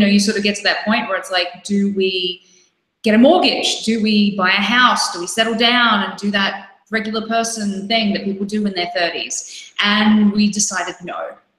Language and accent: English; Brisbane, Queensland, Australia; moved away as an adult; So we moved together back to Australia, to Brisbane, to my hometown.